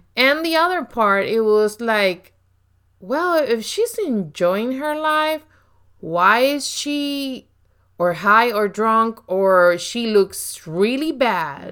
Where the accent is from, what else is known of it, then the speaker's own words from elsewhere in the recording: Puerto Rico; accent: very strong accent; English is a second language; I grew up in Puerto Rico